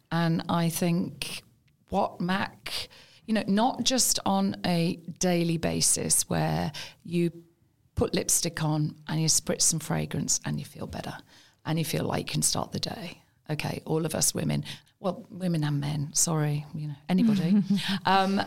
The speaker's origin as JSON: {"language": "English", "town": "Birmingham", "region": "West Midlands", "country": "United Kingdom", "moved": "as an adult", "said": "They don't know I'm from Birmingham. I just don't know I'm from Birmingham."}